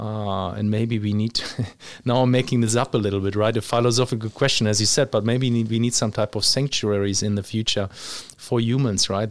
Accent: Germany; moved away; also born or lived in Luxembourg / Australia / Dubai; I grew up physically, I was, uh, in Germany when I was young.

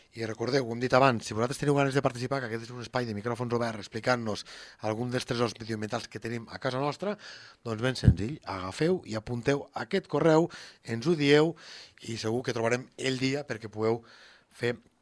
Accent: Lleida, Catalonia, Spain; som de l'Horta de Lleida

